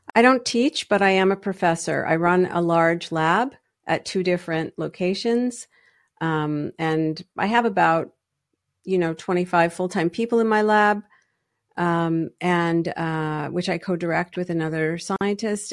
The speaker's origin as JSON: {"language": "English", "country": "Canada", "tie": "born or raised there", "also_born_or_lived": "Toronto", "moved": "as an adult", "lives_now": "United States", "said": "I am Canadian by birth"}